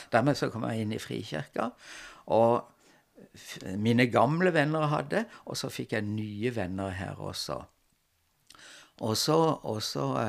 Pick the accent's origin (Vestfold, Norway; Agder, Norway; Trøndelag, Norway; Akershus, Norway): Agder, Norway; Kristiansand; moved away as an adult; also born or lived in Trondheim / Lørenskog / Oslo; havna jeg hjemme i Kristiansand igjen som, som lærer.